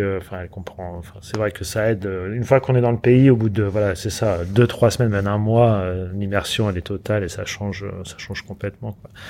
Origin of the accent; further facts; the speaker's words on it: France; moved away as an adult; also born or lived in London, United Kingdom / Los Angeles, United States / Montpellier, France; moi en tant que français, j'étais qu'avec des français pendant 15 ans